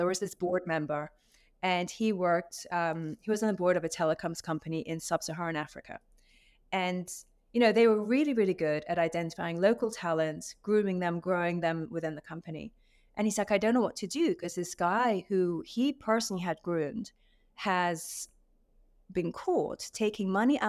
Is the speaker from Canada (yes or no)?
no; Saudi Arabia; Number one, I was raised in Saudi Arabia. So my father used to work with Aramco.